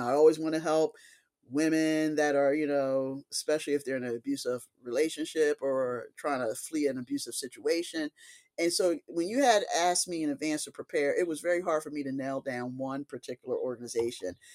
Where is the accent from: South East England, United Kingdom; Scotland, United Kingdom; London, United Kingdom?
Scotland, United Kingdom; Broughty Ferry; I grew up in Broughty Ferry. We had a lifeboat station